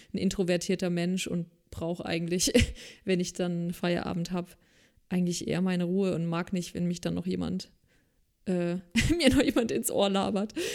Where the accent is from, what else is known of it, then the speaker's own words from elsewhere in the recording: East Germany, Germany; als Ossi überhaupt gar keine kirchliche Bildung genossen habe